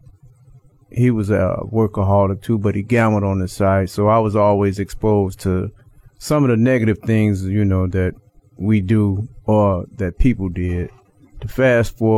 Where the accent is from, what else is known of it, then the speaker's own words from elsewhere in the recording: Chicago, Illinois, United States; I'm from Chicago, Illinois.